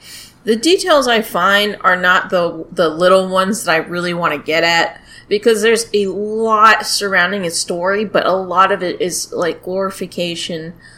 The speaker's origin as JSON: {"language": "English", "country": "United States", "accent": "American", "said": "Excuse my American accent."}